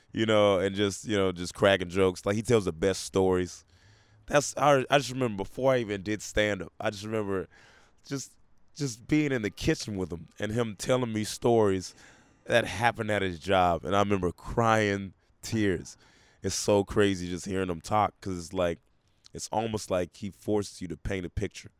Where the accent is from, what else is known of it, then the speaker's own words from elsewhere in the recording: Memphis, Tennessee, United States; also born or lived in Portland, Oregon; I was raised most of my adolescence in Memphis, Tennessee.